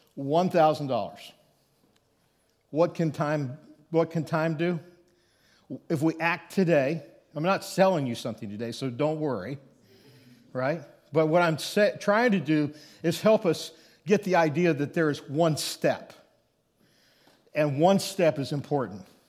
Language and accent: English; Thedford, Nebraska, United States; little village called Thedford, Nebraska is where, uh, my, I would say my hometown is